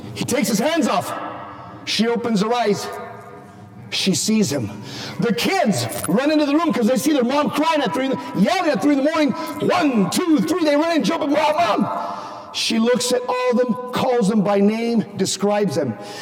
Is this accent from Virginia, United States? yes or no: no; Southern California, United States; moved away as an adult; now in Phoenix, United States; I just moved from Southern California a year and a half ago